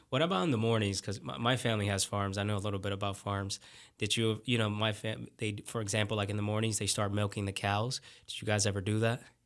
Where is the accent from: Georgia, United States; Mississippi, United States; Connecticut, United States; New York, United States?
New York, United States; New York City; moved away; I'm from New York City